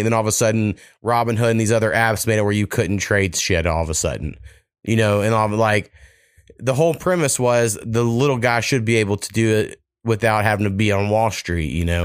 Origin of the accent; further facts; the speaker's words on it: Waurika, Oklahoma, United States; my hometown of Waurika